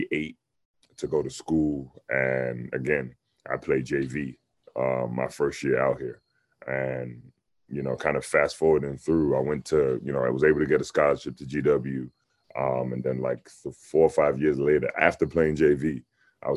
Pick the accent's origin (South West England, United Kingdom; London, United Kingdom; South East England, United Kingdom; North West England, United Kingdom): London, United Kingdom; moved away; North London